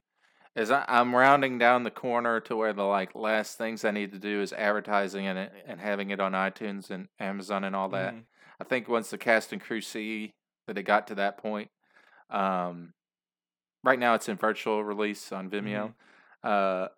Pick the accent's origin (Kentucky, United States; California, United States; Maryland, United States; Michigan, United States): Kentucky, United States; Louisville; I live in Louisville, Kentucky, and I'm from there. Okay. Originally from there.